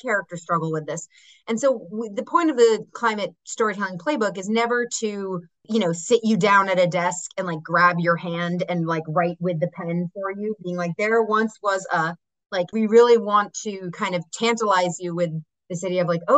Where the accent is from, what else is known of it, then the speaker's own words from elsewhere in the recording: Massachusetts, United States; I'm from Massachusetts